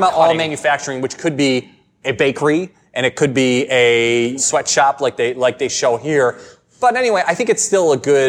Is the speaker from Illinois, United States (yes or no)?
yes; Chicago, Illinois, United States; we're from Chicago